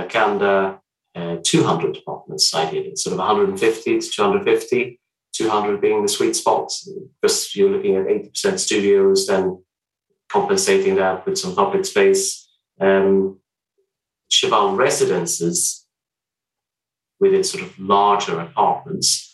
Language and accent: English; Sweden; moved away as an adult; I'm Swedish, but I've been here for a number of years now